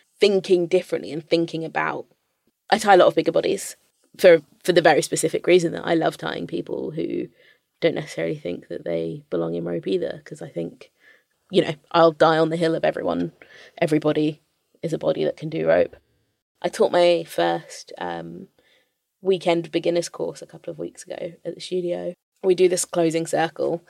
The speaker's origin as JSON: {"language": "English", "region": "London", "country": "United Kingdom"}